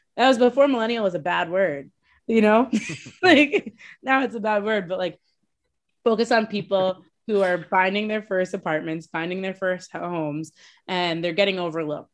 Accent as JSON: {"language": "English", "town": "Boston", "region": "Massachusetts", "country": "United States", "said": "I'm from Boston"}